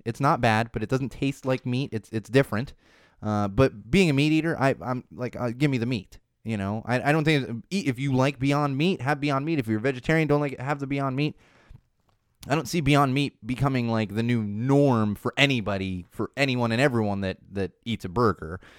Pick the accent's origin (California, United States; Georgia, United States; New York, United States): California, United States; San Diego; When I was in high school growing up in San Diego